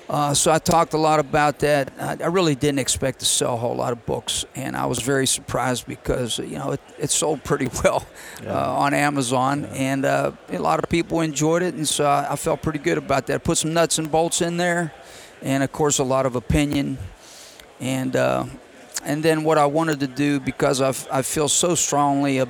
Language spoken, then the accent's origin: English; Pennsylvania, United States; I'm from Pennsylvania, so the things that I treasure most in my life is that where we grew up, my father was my high school coach